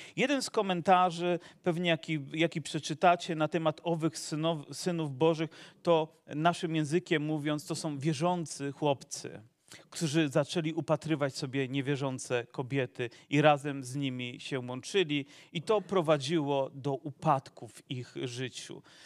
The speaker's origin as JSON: {"language": "Polish", "area": "Zagłębie", "region": "Silesian Voivodeship", "country": "Poland", "tie": "born or raised there"}